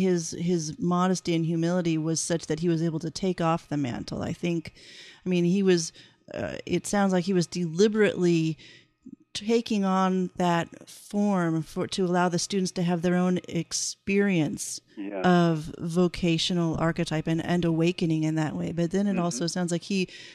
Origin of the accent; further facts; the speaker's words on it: Oakland, California, United States; moved away; Jungian psychotherapist in Oakland, out in the Montclair region